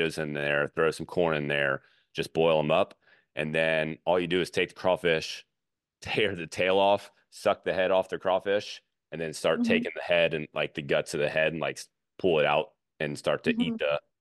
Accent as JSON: {"language": "English", "region": "Louisiana", "country": "United States", "tie": "born or raised there", "said": "I grew up in Louisiana"}